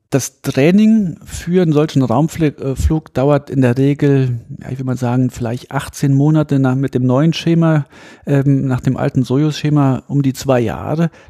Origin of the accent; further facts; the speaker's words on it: Saarland, Germany; ich bin ja aus dem Saarland, sehr dünn besiedelt und zu der Zeit ähm, hat man ja noch ein bisschen den, als ich klein war, hat man noch den Kalten Krieg, ähm, zwar Tieffluggebiet, Rammstein ist in der Nähe, die amerikanische Airbase.